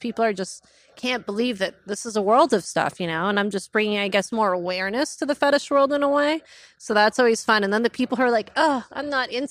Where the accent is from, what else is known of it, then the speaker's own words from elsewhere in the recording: Calabasas, California, United States; where I grew up in Calabasas, it was sheltered as hell.